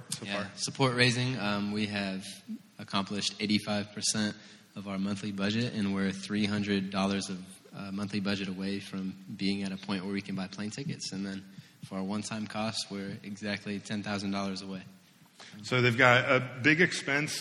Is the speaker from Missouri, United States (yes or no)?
no; Seattle, Washington, United States; also born or lived in California; now in Indiana, United States; I'm from Seattle